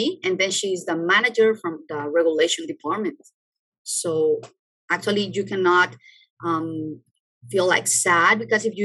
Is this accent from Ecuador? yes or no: yes; Ecuador; moved away as an adult; I'm from Ecuador